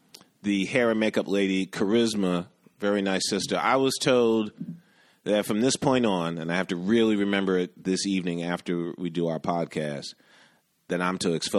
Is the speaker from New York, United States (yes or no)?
yes; New York City, New York, United States; I grew up in the West Village.